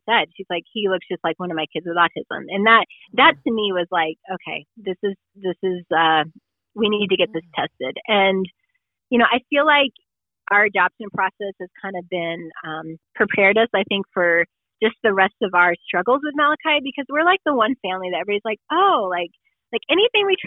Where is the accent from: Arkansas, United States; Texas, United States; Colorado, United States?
Colorado, United States; moved away as an adult; also born or lived in South Dakota; We're originally from Colorado, all of our family's here